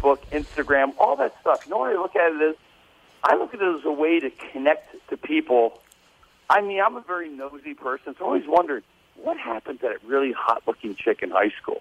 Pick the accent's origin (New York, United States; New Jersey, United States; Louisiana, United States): New Jersey, United States; my group comes out from New Jersey. We're all Italian